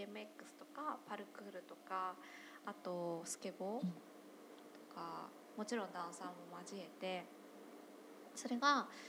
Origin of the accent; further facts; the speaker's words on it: Monzen-nakacho, Tokyo, Japan; 門前仲町の方なので、私の地元